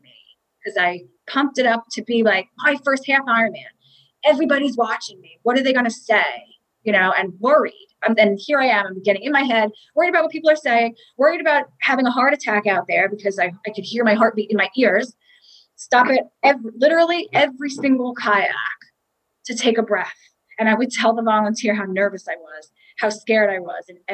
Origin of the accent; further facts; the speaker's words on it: South Shore of Long Island, New York, United States; I grew up on the South Shore of Long Island